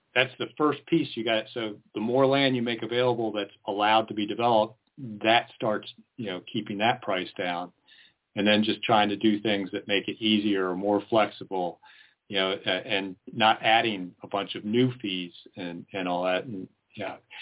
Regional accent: East Coast, United States; moved away as an adult; now in Lane County, United States; I'm originally from the East Coast. I'm a transplant.

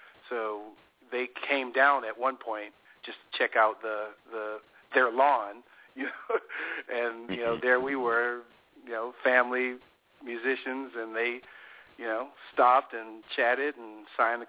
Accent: Cleveland, Ohio, United States; moved away as an adult; now in Los Angeles, United States; I grew up in Cleveland

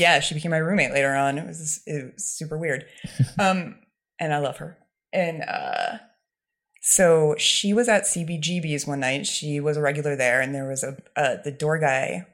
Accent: Ledyard, Connecticut, United States; moved away as an adult; also born or lived in New York / Paris; I grew up in Ledyard, Connecticut, where Foxwoods Casino is

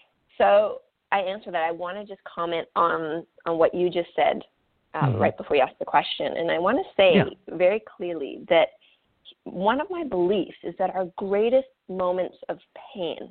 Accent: central Canada, Canada; first language French; English is a second language; when I was about 3, my parents relocated to the central part of Canada, and we lived on Native reservations

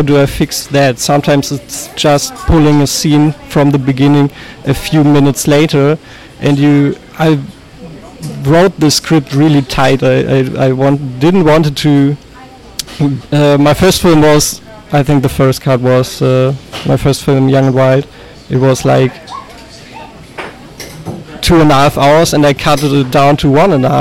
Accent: Unna, North Rhine-Westphalia, Germany; my hometown, Unna, near Dortmund, in West Germany.

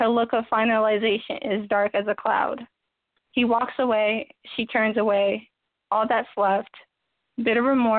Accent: New Jersey, United States; I'm from Jersey, Raleigh, New Jersey

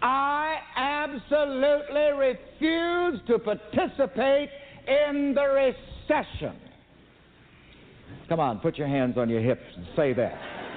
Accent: the South, United States; I was born and raised in the South, and we used to play some little ring games.

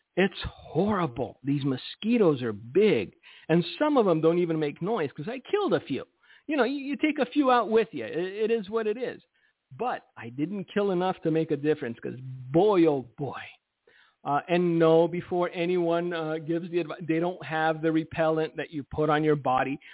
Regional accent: United States; I'm an American. Uh, my Romanian passport expired, and so I am technically all American right now.

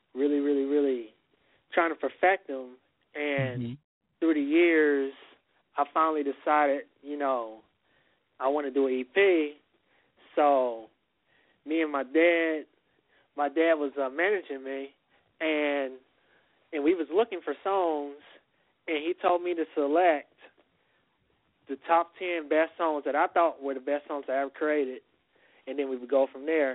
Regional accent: Kansas City, Missouri, United States; We are from Kansas City, Missouri

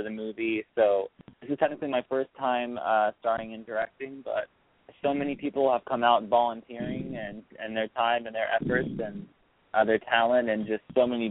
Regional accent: Broken Arrow, Oklahoma, United States; I grew up in a small suburban town called Broken Arrow.

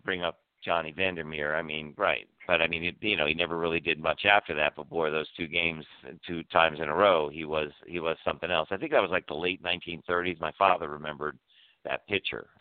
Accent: Washington, District of Columbia, United States; moved away; Washington D.C. is my hometown. I was born in Georgetown Hospital

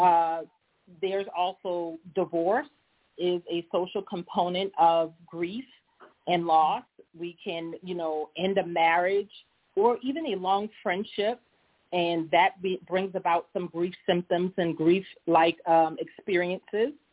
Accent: Charleston, South Carolina, United States; accent: Low Country; moved away as an adult; I am a native of Charleston, South Carolina. For many of you in South Carolina, you probably heard my accent, so you know I am from the Low Country.

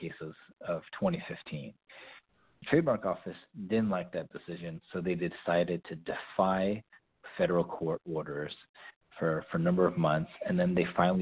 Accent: San Diego, California, United States; I was born and raised in San Diego.

